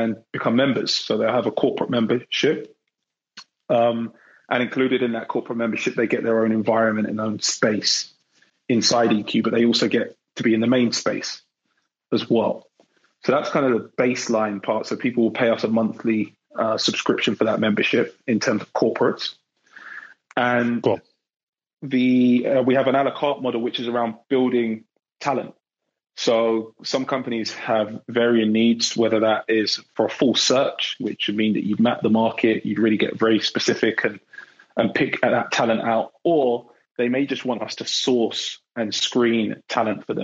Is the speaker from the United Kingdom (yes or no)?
yes; London, United Kingdom; moved away as an adult; now in Bay Area, United States; I grew up in England, born and bred in London